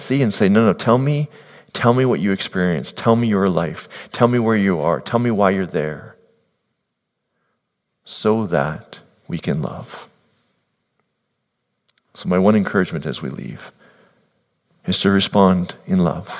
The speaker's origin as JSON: {"language": "English", "country": "Netherlands", "moved": "yes", "lives_now": "Canada", "said": "I'm from the Netherlands"}